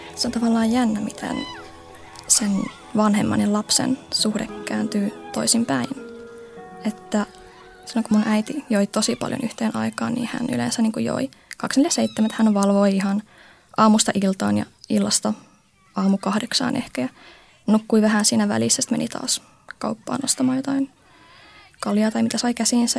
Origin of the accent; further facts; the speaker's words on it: Oulu, North Ostrobothnia, Finland; Mä synnyin Oulussa 22 vuotta sitten sellaiseen pieneen lähiöön Oulujoen rannalla.